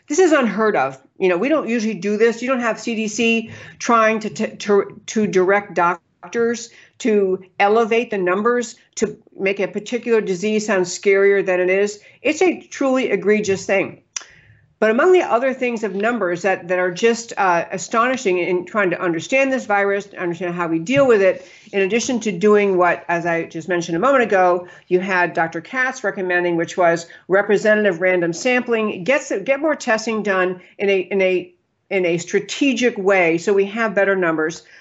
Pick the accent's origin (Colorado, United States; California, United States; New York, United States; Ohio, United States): New York, United States; moved away; I grew up in New York State.